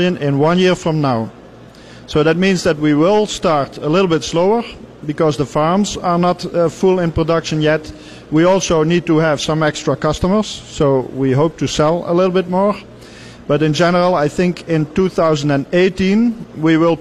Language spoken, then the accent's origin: English; Netherlands; We are coming from Europe, and in particular, I'm coming from the Netherlands